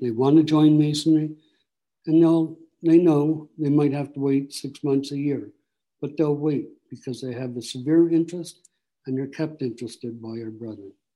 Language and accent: English; Barrie, Ontario, Canada; also born or lived in Simcoe, Ontario; I'm from Barrie